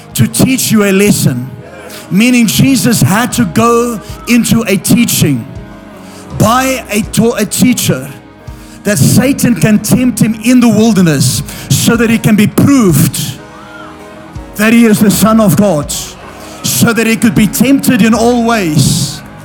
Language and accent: English; South Africa; I'm from South Africa